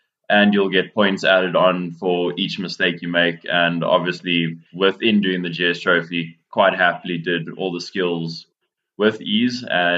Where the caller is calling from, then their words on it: Johannesburg, Gauteng, South Africa; I'm calling from Johannesburg at the moment.